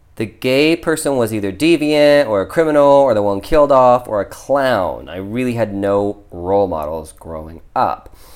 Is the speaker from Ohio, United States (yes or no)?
yes; Ohio, United States; I grew up in Ohio